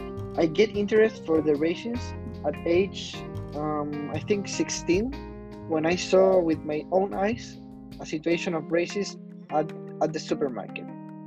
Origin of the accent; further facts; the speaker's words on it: Germany; also born or lived in Indiana, United States; I was born in Germany. I'm 30 years old.